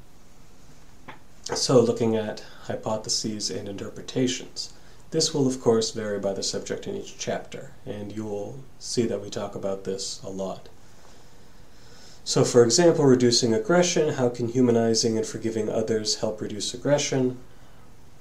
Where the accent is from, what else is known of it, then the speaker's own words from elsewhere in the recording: Massachusetts, United States; the church I grew up in here in Massachusetts